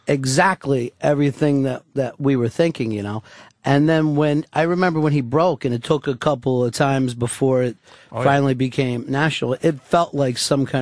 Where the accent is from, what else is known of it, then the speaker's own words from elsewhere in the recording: Chester, Pennsylvania, United States; I grew up right outside of Philadelphia